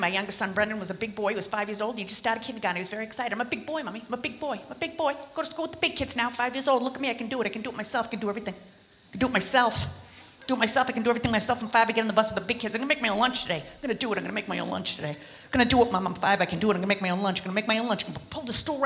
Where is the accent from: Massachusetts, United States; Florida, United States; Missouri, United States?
Massachusetts, United States; Boston; I am from Boston, Massachusetts